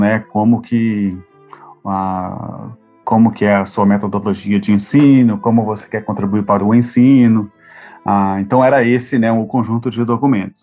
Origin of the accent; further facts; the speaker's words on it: Brazil; moved away as an adult; also born or lived in Europe; apesar de eu ter a ah, saído do Brasil, assim, né, e decidido a ah, me tornar professor no, no exterior, eu ainda sou brasileiro